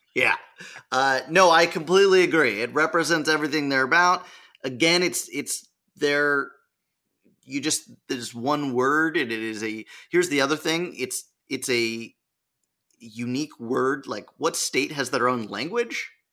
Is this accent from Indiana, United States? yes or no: no; California, United States; My home state